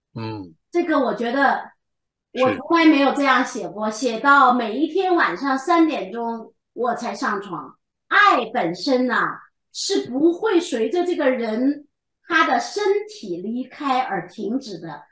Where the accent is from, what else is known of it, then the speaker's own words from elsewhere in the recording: China; 我们中国人